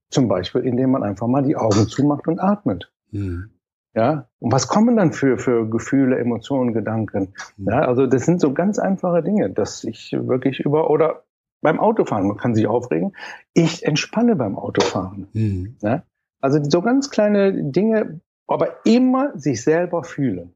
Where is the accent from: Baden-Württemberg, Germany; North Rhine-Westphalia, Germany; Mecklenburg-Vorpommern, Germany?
North Rhine-Westphalia, Germany; Mönchengladbach; also born or lived in Cologne; ich komme aus Köln, ich bin ein gebürtiger Kölner, ein kölscher Jung, aber dann bin ich relativ schnell mit dreieinhalb Jahren nach Mönchengladbach